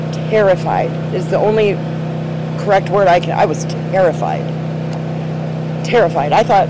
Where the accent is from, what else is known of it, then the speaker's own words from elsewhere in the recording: Sarasota, Florida, United States; I'm born and raised here in Florida. Sarasota is my hometown